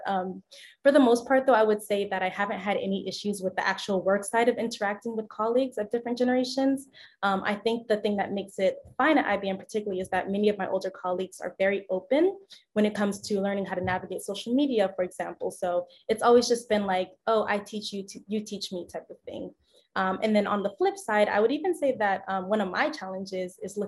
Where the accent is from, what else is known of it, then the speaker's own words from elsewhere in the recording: South Florida, United States; also born or lived in Gainesville, Florida; I'm from South Florida